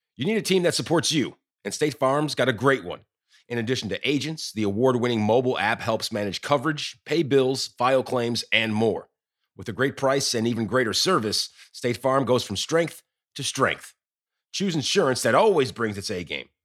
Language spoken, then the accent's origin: English; Chicago, Illinois, United States; the team from my hometown, the Chicago Bears